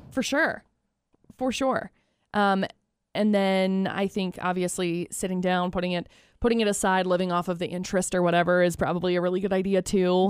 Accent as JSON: {"language": "English", "region": "Utah", "country": "United States", "tie": "born or raised there", "moved": "as an adult", "said": "growing up in Utah, we don't have a lottery and I didn't grow up playing it"}